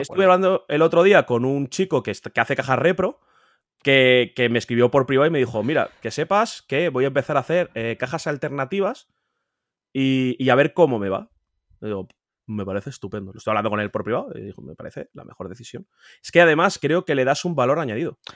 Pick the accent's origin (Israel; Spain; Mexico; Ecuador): Spain